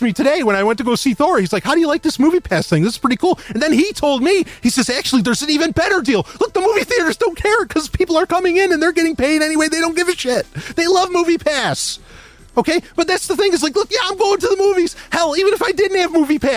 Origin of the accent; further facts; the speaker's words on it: New York, United States; I'm from New York.